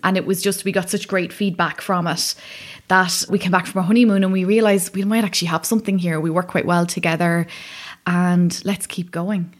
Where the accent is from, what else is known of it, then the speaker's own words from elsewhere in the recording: County Wicklow, Ireland; moved away; we're both from Wicklow.